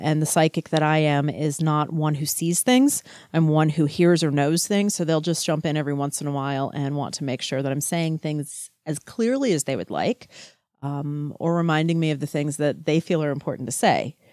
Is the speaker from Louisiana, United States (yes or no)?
yes; Louisiana, United States; moved away; also born or lived in Texas / Chicago; I was growing up in Louisiana